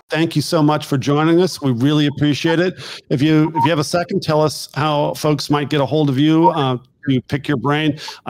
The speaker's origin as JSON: {"language": "English", "region": "California", "country": "United States", "said": "I have people that can't believe I'm from California because I've been in Washington DC area so long."}